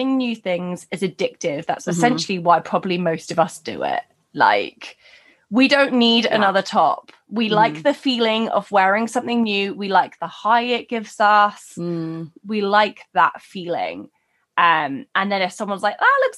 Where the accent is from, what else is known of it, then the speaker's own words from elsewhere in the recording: United Kingdom; We're very British